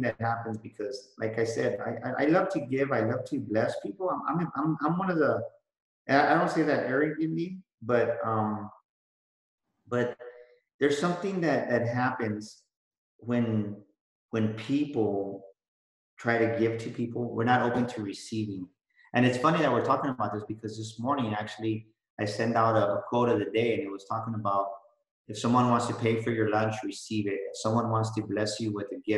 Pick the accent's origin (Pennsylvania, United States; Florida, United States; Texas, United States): Texas, United States; San Antonio; I was born and raised in San Antonio